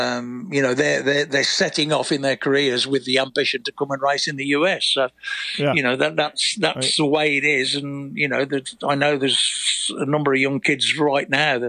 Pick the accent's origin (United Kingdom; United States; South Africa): United Kingdom; When I was riding, I, as the British guy, when I'd finished trying to do Grand Prix